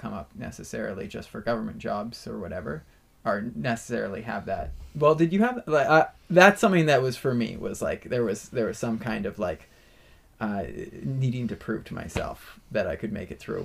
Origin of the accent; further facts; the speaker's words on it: Vancouver, Victoria, British Columbia, Canada; moved away; I'm from Vancouver, Victoria. Like, that's where I grew up.